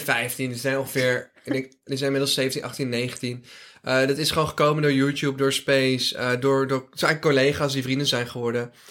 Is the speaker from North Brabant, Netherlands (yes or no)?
yes; Drunen, North Brabant, Netherlands; Ik ben een Brabander in hart en nieren, jongens. Ik ben geboren en getogen in eh, Drunen City 0416